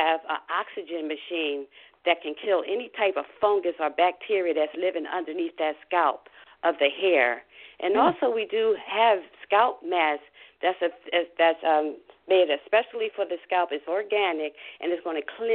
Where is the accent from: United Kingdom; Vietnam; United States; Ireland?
United States; Philadelphia, Pennsylvania; now in Tampa, United States; an old girlfriend that I was brought up with in Philadelphia